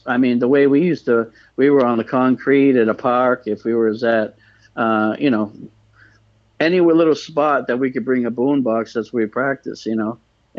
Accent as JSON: {"language": "English", "town": "Cambridge", "region": "Massachusetts", "country": "United States", "tie": "born or raised there", "said": "I grew up in Cambridgeport area in Cambridge, Mass."}